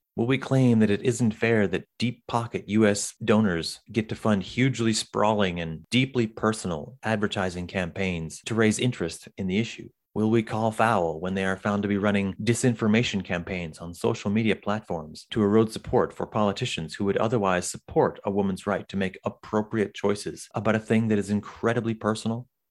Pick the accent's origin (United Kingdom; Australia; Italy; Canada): Canada; I'm from Canada